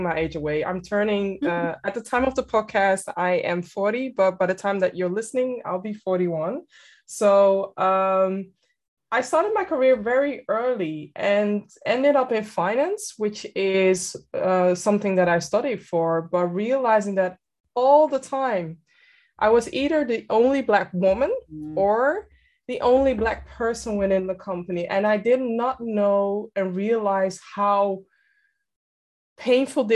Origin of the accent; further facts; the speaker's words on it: Amsterdam, North Holland, Netherlands; born and raised in Amsterdam, and I'm currently residing in Amsterdam